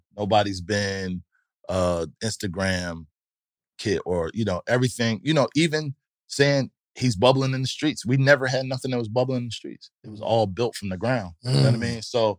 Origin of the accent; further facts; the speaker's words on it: Louisville, Kentucky, United States; I'm from Kentucky. I'm from Louisville.